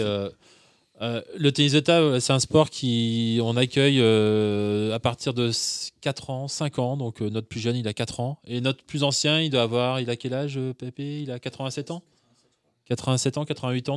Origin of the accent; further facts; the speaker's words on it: Brittany, France; moved away; je suis breton